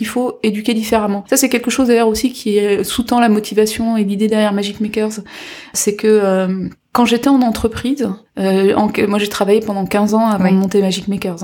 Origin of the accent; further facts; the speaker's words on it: Guadeloupe; now in France; je suis de Guadeloupe